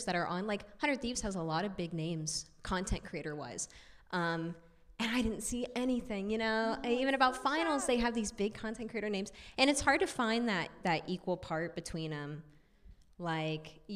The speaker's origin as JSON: {"language": "English", "region": "Midwest", "country": "United States", "said": "I come from the Midwest where football is everyone's personality"}